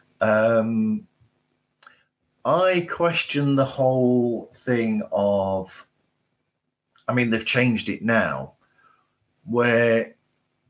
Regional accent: United Kingdom; as a Brit

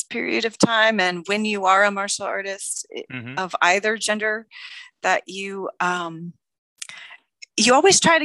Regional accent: Gainesville, Florida, United States; also born or lived in Orlando, Florida; I'm originally from Orlando. And then I moved up to Gainesville at about 10. My parents moved me to Gainesville. And I was more or less there for till I graduated college.

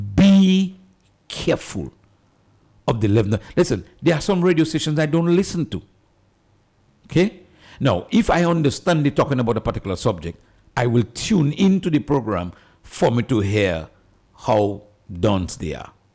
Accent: Dominica; I'm from Dominica, a little country in the, in the Caribbean. I'm proud to be from there

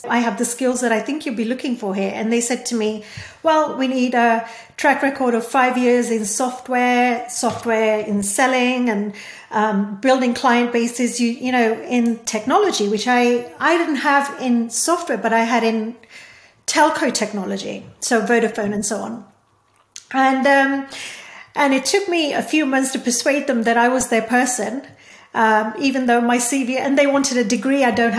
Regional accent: India; born there; English is a second language; because I was born in India and, you know, because I speak Hindi and Gujarati and, you know, I have some background to Sanskrit and stuff

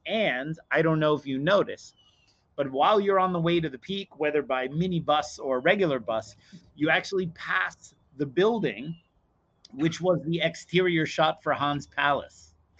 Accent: New York City, New York, United States; as a New Yorker

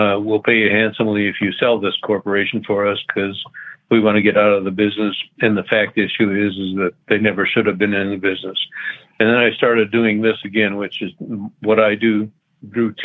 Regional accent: Minnesota, United States; moved away as an adult; now in Texas, United States; I'm a native Minnesotan person

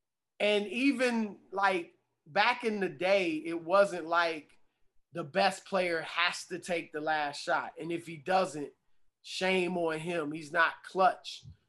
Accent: Midwest, United States; also born or lived in the South; now in New York, United States; I didn't grow up in New York. I'm from the Midwest, man. I moved around a lot as a kid. I was born in the South, raised in the Midwest.

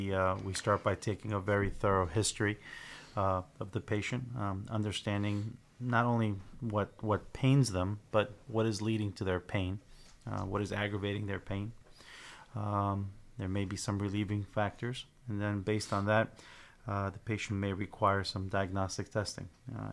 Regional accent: Sunnyside, Washington, United States; Yeah, I was raised in Sunnyside, so after completing chiropractic school, wanted to come back and open up an office in the area.

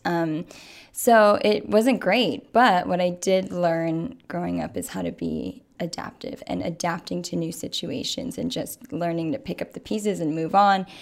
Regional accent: Waimea, Hawaii, United States; moved away; I'm originally from Waimea. It is a very, very small town on the Big Island

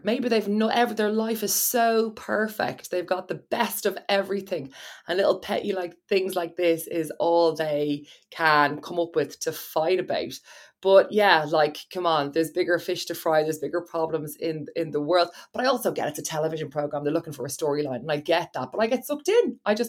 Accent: Ireland; Like, I'm sorry, we're Irish. This doesn't happen.

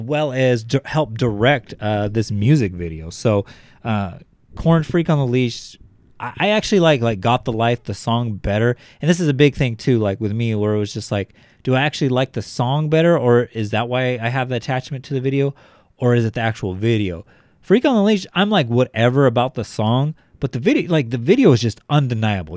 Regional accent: Bakersfield, California, United States; I was from Bakersfield. Like, these guys went to the same schools that I went to.

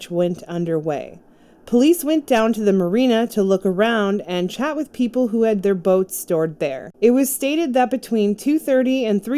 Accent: Durham Region, Ontario, Canada; I grew up in the Durham region between the ages of 8 and 23, and the Pickering Beach area in Pickering, Ontario, I actually worked pretty close to where they went missing

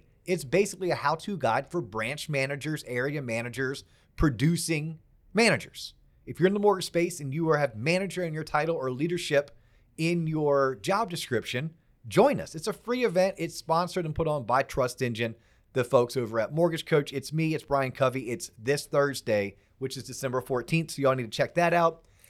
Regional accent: Florida, United States; I have my license in Pennsylvania as well as my license in Florida, which is my home state.

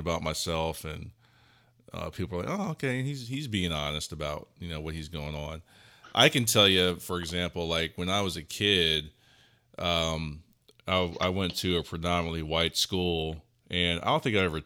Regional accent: Ohio, United States; also born or lived in Memphis, Tennessee; I grew up in Ohio, but I also like to say I'm also from Memphis. Because my parents are from Tennessee

